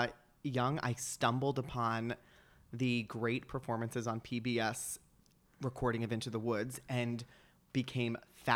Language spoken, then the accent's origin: English; Hillsborough, New Jersey, United States; It's in Somerset, New Jersey. Okay. I grew up in Hillsboro, which is like the next town over.